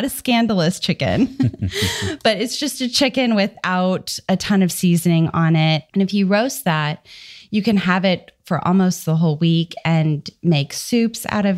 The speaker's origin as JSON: {"language": "English", "town": "Dallas", "region": "Texas", "country": "United States", "said": "I am from Dallas, Texas, and I have a new baby"}